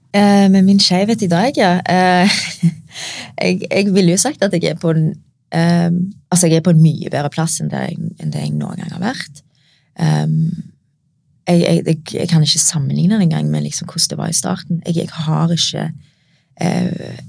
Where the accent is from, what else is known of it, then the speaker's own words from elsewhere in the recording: Norway; meg som er født og oppvokst i Norge